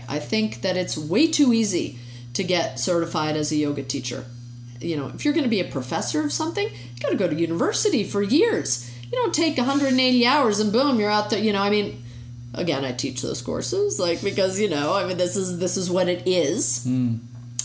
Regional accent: United States; being an American, you know, we've grown up with this idea of separation of church and state

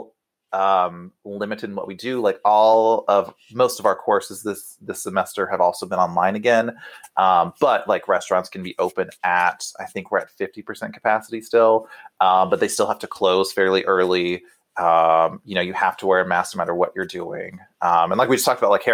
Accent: Texas, United States; moved away as an adult; now in Missouri, United States; I am a Texan. We take that with serious pride. So I'm just temporarily removed from Texas in the Midwest

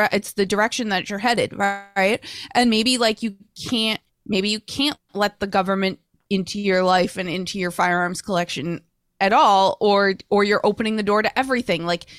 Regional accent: Melrose, Massachusetts, United States; Tom and I were both born in 1973. Tom is from Winchester. I grew up in Melrose, not far away.

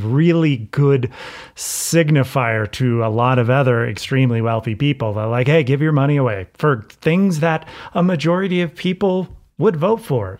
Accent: United States; an American culture that is so obsessed with winning

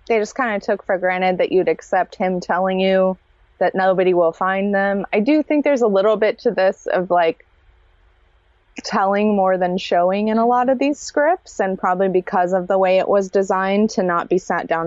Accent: California, United States; I'm from California

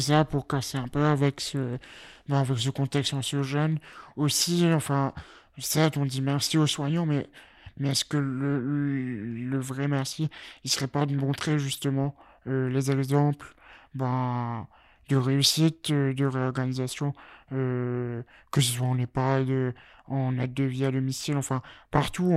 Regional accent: Mauritius; moved away as an adult; now in Lille, France; J'ai vécu donc 17 euh, années euh, à l'île Maurice, chez mes parents, et me voilà à Lille depuis 4 ans et demi

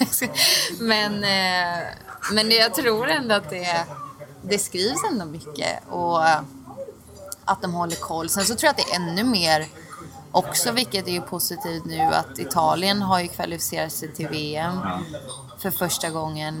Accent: Oskarshamn, Kalmar County, Sweden; jag är från Oskarshamn

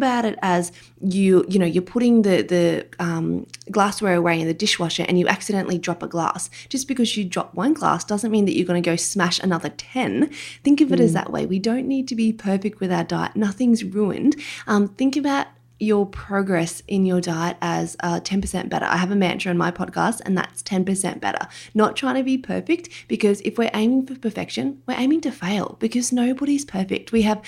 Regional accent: Australia; accent: Australian; have a listen if you don't mind my Australian accent.

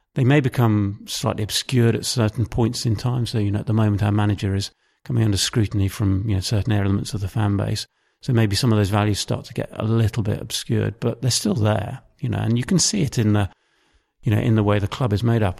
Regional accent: Maidenhead, South East England, United Kingdom; I grew up in, uh, Maidenhead, which is in, um, south of England

